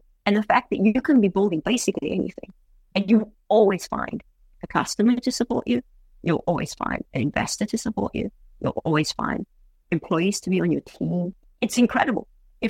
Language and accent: English; United States; I'm like, I'm American through and through.